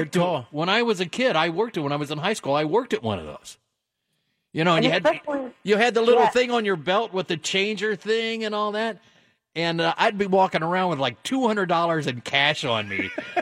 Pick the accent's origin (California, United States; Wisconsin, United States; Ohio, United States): Ohio, United States; Dayton; I've told you about living on the dead end street and all that, blah, blah, blah, in Dayton.